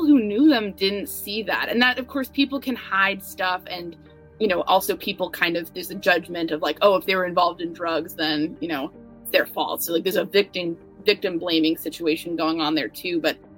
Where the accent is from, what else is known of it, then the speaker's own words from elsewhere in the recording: New York, United States; I'm a New Yorker